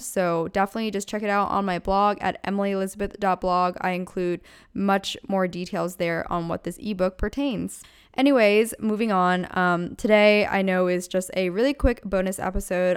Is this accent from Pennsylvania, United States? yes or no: yes; Pennsylvania, United States; moved away as an adult; now in California, United States; I'm born and raised in Pennsylvania and my family still lives there